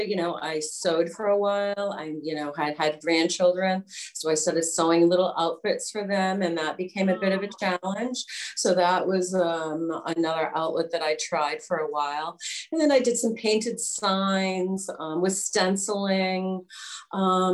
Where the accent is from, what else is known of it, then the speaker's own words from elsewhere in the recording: Westerly, Rhode Island, United States; now in Wakefield, United States; I grew up in Westerly, and I moved, 30 minutes away to Wakefield.